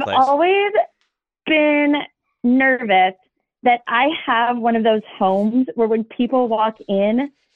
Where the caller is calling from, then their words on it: Sonora, California, United States; I am 38, and I'm calling from Sonora, California.